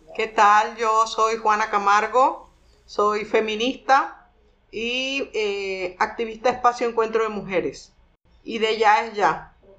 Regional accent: Penonomé, Coclé, Panama; nací en Penonomé

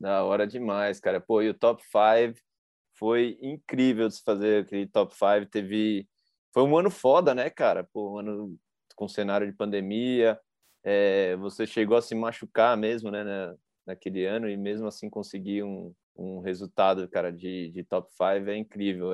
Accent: São Paulo, Brazil; eu sou de São Paulo

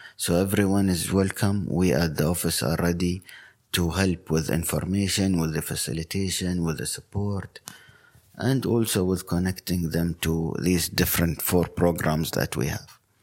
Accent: Sharjah, United Arab Emirates; my hometown, Sharjah

